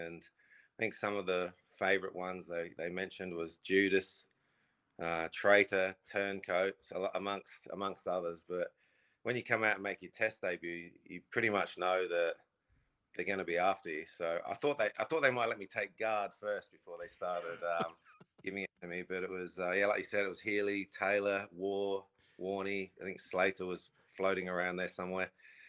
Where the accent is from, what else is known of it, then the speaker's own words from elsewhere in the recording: England, United Kingdom; As an Englishman, you don't like seeing him